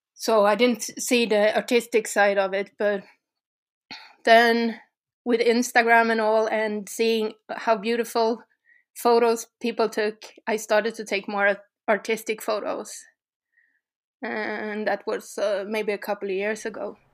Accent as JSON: {"language": "English", "country": "Sweden", "said": "from Sweden also."}